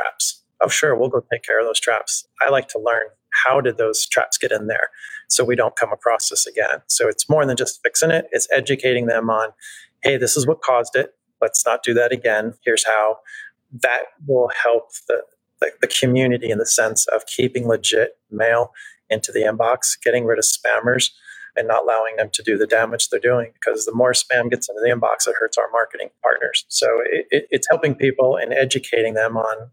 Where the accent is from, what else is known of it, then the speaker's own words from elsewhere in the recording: New Jersey, United States; I'm from Jersey